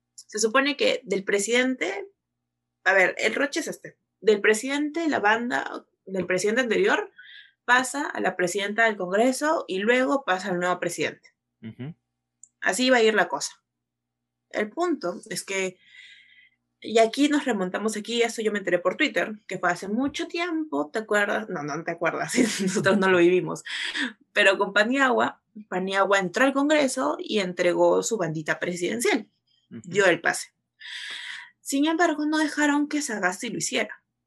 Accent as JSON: {"language": "Spanish", "country": "Peru", "said": "somos de Perú"}